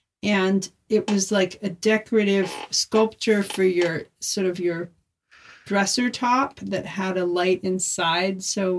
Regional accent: United States; I'm from Washington.

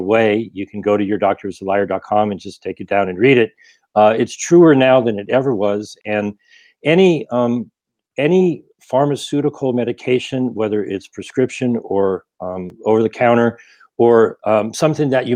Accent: Ohio, United States; also born or lived in Rhode Island; now in Glendale, United States; I currently live in Glendale, and I grew up in Ohio, moved to Rhode Island, came out here in 96

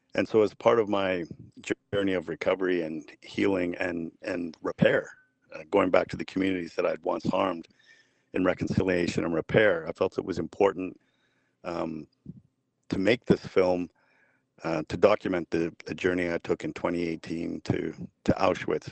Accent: Vancouver, British Columbia, Canada; I grew up in Vancouver

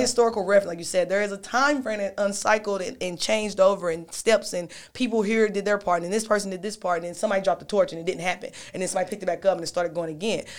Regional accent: Knoxville, Tennessee, United States; I'm born and raised, I'm from Knoxville, Tennessee

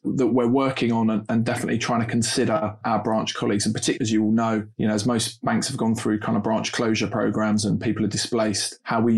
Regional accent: London, United Kingdom; accent: Londoner; being a North London boy, born and raised in North London, Finsbury Park

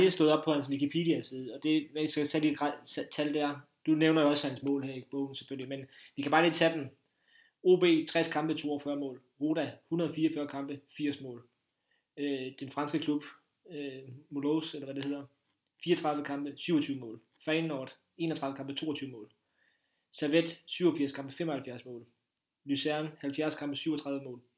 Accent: Funen, Southern Denmark, Denmark; nu er vi jo på Fyn, og jeg er Fynbo

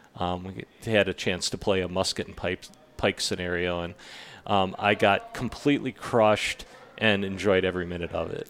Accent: Illinois, United States; born or raised there; also born or lived in Milwaukee, Wisconsin; now in Grand Junction, United States

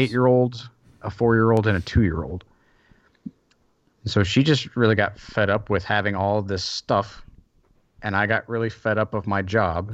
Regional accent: the South, United States; moved away; also born or lived in Seattle / Belgium; I grew up in the South

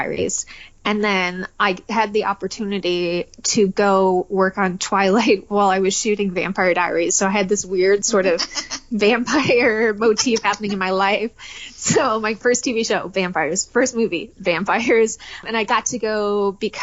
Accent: Detroit, Michigan, United States; moved away; also born or lived in Atlanta; I grew up in Detroit

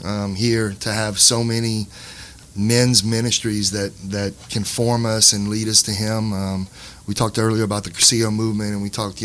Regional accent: Lafayette, Louisiana, United States; I'm from Lafayette, parishioner at Fatima

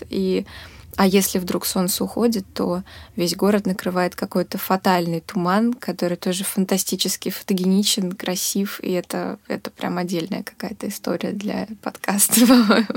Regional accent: Moscow, Russia; moved away as an adult; now in Volgograd, Russia; я из Москвы вообще из одного и того же района всю жизнь никуда не перемещалась

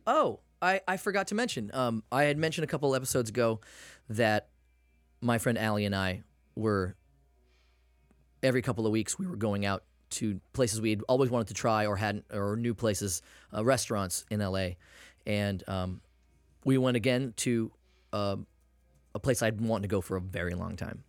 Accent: Maine, United States; I'm from Maine

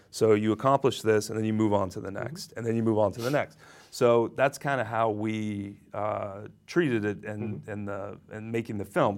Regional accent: Ohio, United States; now in New York, United States; I was born in Ohio

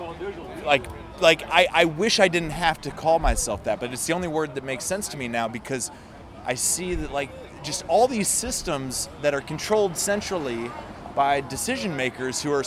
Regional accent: Westfield, Indiana, United States; also born or lived in Bloomington, Indiana / Utah / Colorado; now in Indianapolis, United States; I'm from around here. Grew up in Westfield

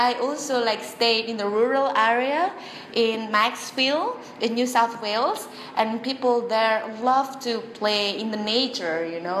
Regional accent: Indonesia; we Indonesian

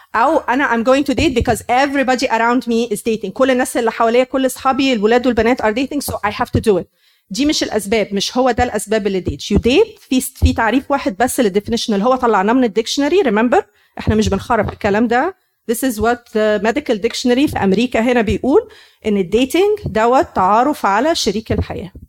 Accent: Egypt; moved away; احنا مصريين

